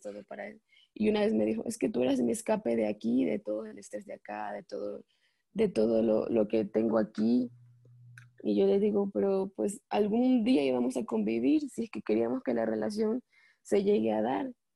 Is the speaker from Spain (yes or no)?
no; Ecuador; moved away as an adult; now in Mexico; yo vivo en México, pero soy de Ecuador